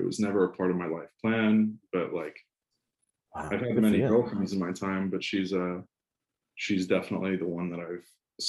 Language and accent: English; Georgetown, Texas, United States; also born or lived in Florida / Washington, D.C. area / Boston; So I grew up in Georgetown, technically, but I was born in Florida. We moved to Georgetown when I was like two or three, moved up to the DC area, and then to Boston, and then back to Georgetown when I was in fourth grade, I think.